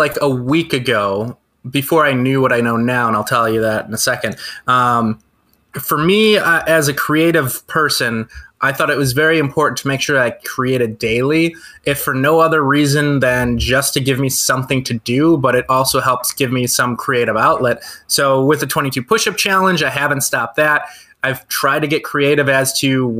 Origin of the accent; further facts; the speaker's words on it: Brookfield, United States; I grew up in Brookfield listening to Kiss FM